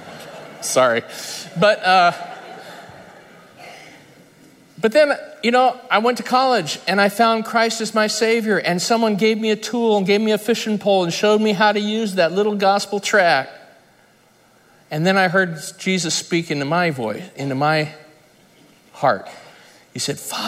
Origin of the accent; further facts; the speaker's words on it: United States; I grew up in Lake Tahoe